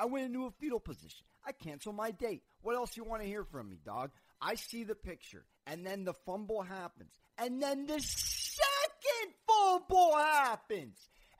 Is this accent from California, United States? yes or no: yes; San Diego, California, United States; I'm from New York Giant territory, all right? I got an NFC East household. I just grew up in San Diego